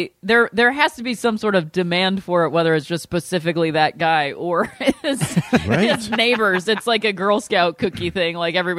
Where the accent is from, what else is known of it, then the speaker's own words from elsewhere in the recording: Akron, Ohio, United States; As a true Akron Knight, as we go by, it's very weird. I have to say I'm not from Cleveland.